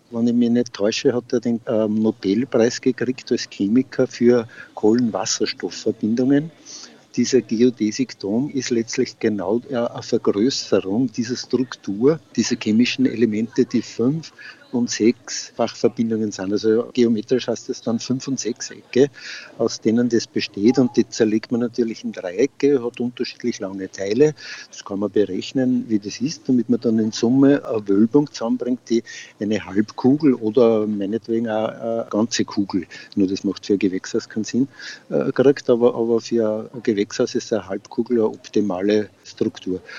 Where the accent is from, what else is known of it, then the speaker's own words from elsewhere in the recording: Freistadt, Upper Austria, Austria; ich bin aus Freistadt, bin leidenschaftlicher Gärtner schon länger